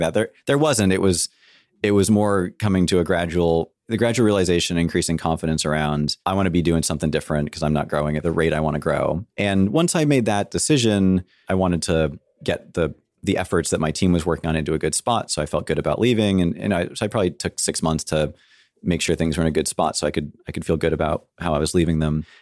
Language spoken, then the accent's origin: English; San Francisco, California, United States; I grew up in San Francisco in cool. the city, which makes me a rare breed, I'm told